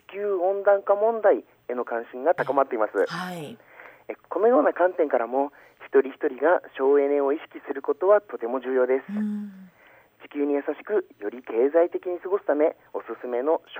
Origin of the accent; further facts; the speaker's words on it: Aomori, Japan; 私青森市出身